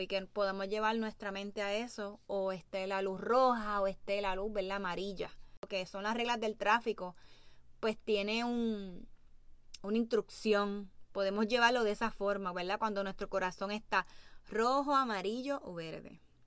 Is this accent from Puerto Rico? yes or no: yes; Puerto Rico; Como puertorriqueños